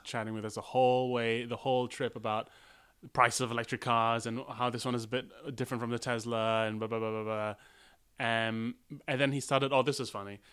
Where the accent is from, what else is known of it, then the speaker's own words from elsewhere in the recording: United Kingdom; As a British person